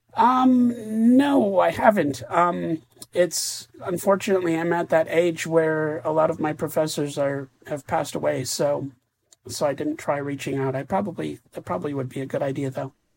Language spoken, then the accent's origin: English; Wisconsin, United States; moved away as an adult; also born or lived in Bozeman, Montana; I grew up in Wisconsin